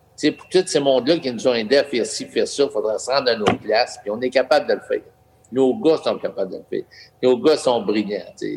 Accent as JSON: {"language": "French", "town": "Rouyn-Noranda", "region": "Quebec", "country": "Canada", "tie": "born or raised there", "said": "j'étais un gars de Noranda, Rouen-Noranda. Mais euh, j'ai été élevé à Noranda"}